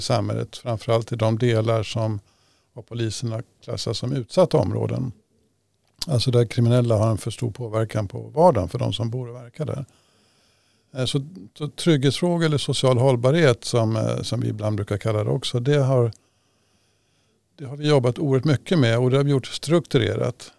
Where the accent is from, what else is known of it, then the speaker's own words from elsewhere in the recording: Upplands-Bro, Stockholm County, Sweden; i Upplandsbro där jag växte upp